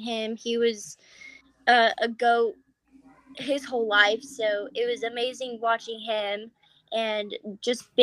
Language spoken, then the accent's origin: English; Broomfield, Colorado, United States; I am from Broomfield, Colorado.